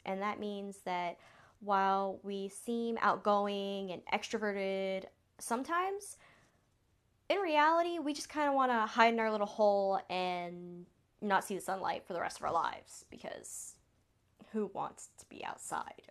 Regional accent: the South, United States; accent: Southern drawl; I was born and raised in the South, so I was raised saying sweetheart and y'all. So if I have a little bit of a draw

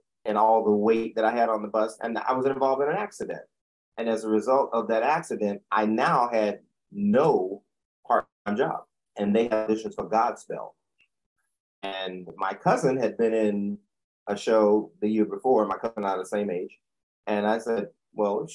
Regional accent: Chapel Hill, North Carolina, United States; moved away as an adult; also born or lived in Washington, D.C. / New York; I'm originally from Chapel Hill, North Carolina. Born and raised

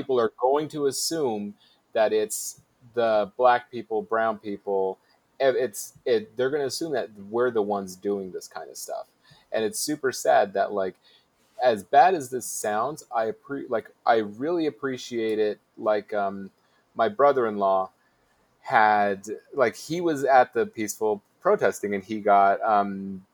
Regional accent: Utah, United States; I'm from Utah

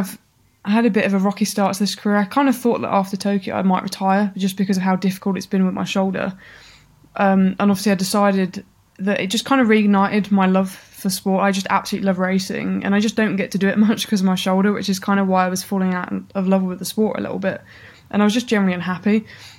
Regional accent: Birmingham, West Midlands, United Kingdom; I grew up in Birmingham. My whole sporting career started in Birmingham

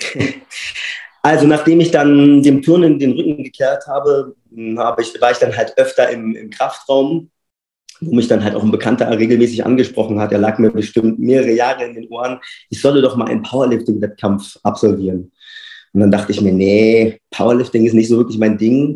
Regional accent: Berlin, Germany; now in Freiburg, Germany; gebürtiger Berliner und aktuell lebe und wohne ich in Freiburg

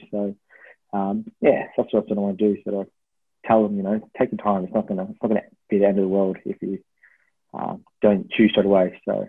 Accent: Melbourne, Victoria, Australia; born there; also born or lived in Tasmania / Brisbane; So I was, obviously born in Melbourne, lived in Tasmania, lived in Brisbane, and th

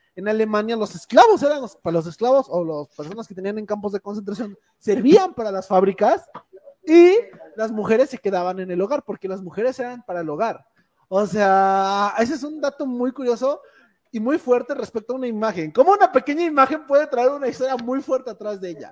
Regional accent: Mexico; nacimos en un país que es amigo de todo el mundo

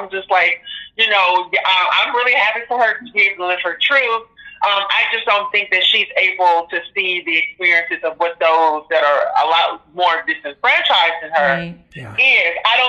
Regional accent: Greenwood, Mississippi, United States; I was born in Greenwood, Mississippi, which is a little bit more northern than what she was.

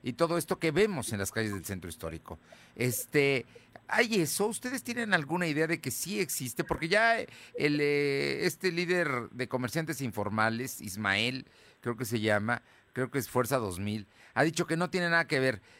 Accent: Puebla, Mexico; como muchos poblanos, estamos orgullosos de nuestro centro histórico

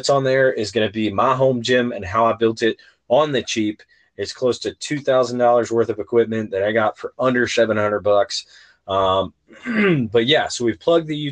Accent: West Virginia, United States; growing up in West Virginia

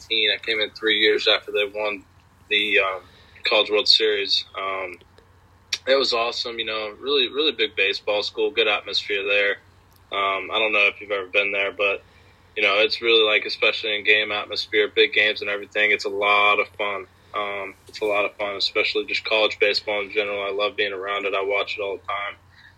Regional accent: Georgia, United States; I'm from Georgia, so it's really warm in Georgia

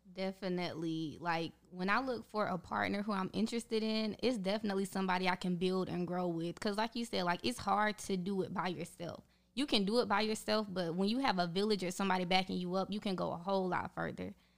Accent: North Carolina, United States; I am from North Carolina, graduated from the University of North Carolina at Charlotte

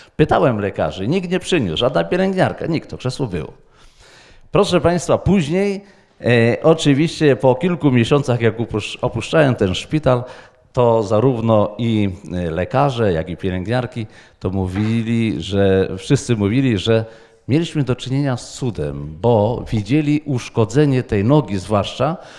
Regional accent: Wrocław, Lower Silesian Voivodeship, Poland; z Wrocławia

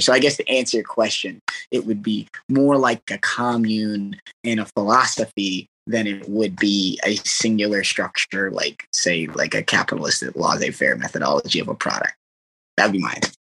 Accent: Arizona, United States; also born or lived in Iowa / California / Mississippi; now in Kansas, United States; I'm from Arizona, went to northern Iowa and from northern Iowa into California, California went to Mississippi.

